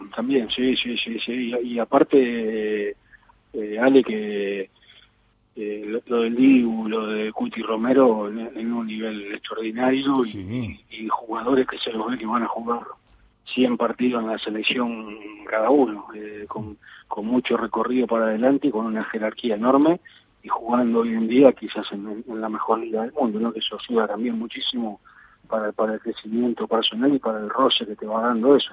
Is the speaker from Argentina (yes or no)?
yes; Argentina; los futboleros que somos los argentinos